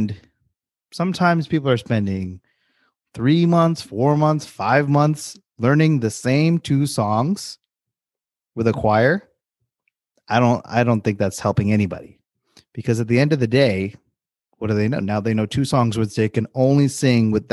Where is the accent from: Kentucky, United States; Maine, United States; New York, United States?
New York, United States; I grew up in New York